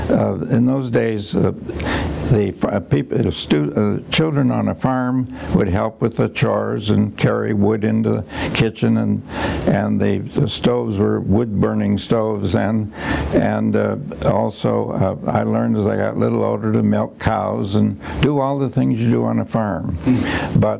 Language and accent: English; Mount Vernon, Iowa, United States; moved away as an adult; also born or lived in Cambridge, Massachusetts; I was on a farm, and then my father uh, went into a hardware store business with his cousin in Mount Vernon, Iowa, and we moved there.